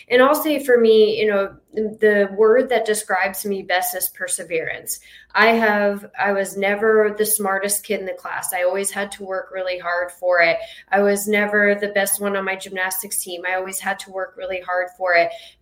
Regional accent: Jacksonville, Florida, United States; moved away as an adult; now in Naples, United States; I am from Florida, but I'm from Jacksonville, Florida. And I moved down here about 8 years ago

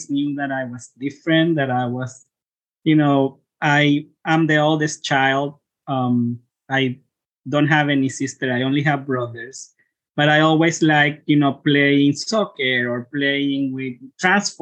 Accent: Chile; moved away; also born or lived in South America / Florida / South Carolina / Texas; I'm a trans man who lives in Chile. I am originally from Chile, but I have lived in many places throughout South America and also in the US.

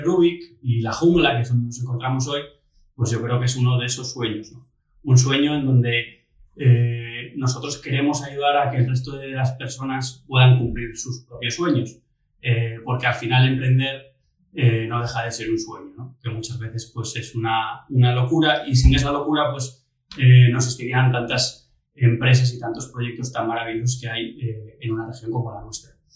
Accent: Oviedo, Asturias, Spain; moved away as an adult; also born or lived in Madrid / Barcelona / Dominican Republic; estudiamos juntos aquí en Oviedo, en la Gesta, luego pues eh, estudiamos también en el instituto, en el, en Aramo

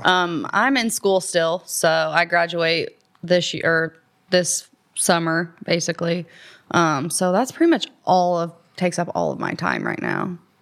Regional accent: Columbus, United States; I grew up, born and raised in Columbus

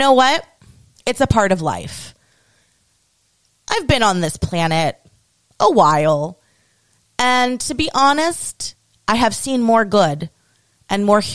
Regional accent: United States; as an American

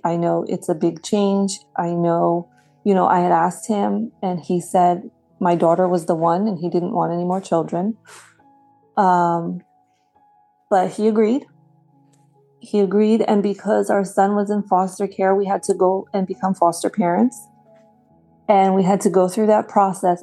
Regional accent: New Jersey, United States; I grew up in Central Jersey

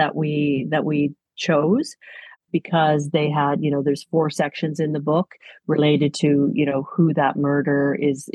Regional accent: Toronto, Ontario, Canada; I grew up in Toronto

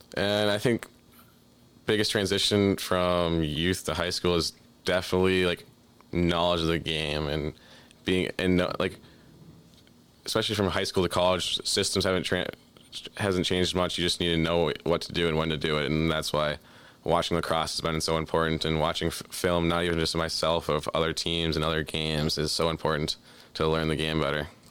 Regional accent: Minnesota, United States; growing up in Minnesota

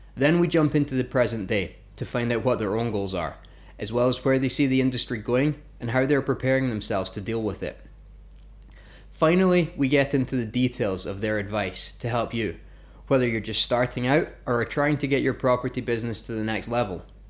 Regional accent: Fife, Scotland, United Kingdom; moved away as an adult; also born or lived in Glasgow / Lancaster / Vancouver, Canada; I was born and grew up in a place called Fife in Scotland

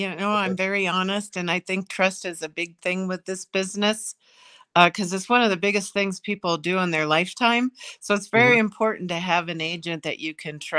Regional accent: Ohio, United States; Ohio. I'm from Ohio.

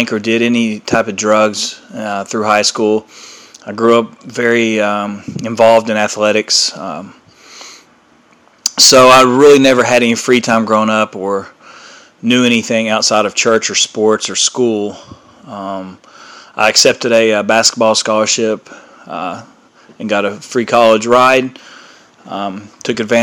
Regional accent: Ashland, Kentucky, United States; I'm from Ashland, Kentucky

